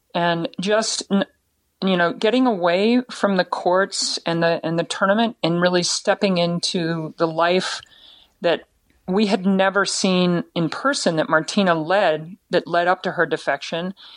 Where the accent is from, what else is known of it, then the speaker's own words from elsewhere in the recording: United States; we come from the United States, a, a free country